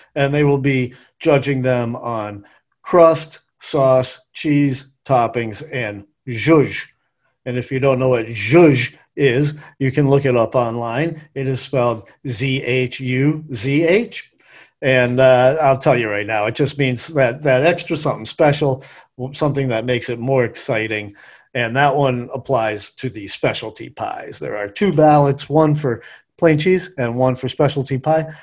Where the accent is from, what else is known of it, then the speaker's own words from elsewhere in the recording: New England, United States; now in Western North Carolina, United States; I'm from New England, grew up eating lobster